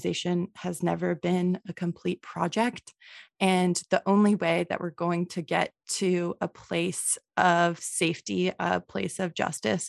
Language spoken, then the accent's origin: English; Manitoba, Canada; now in Ontario, Canada; I'm from Manitoba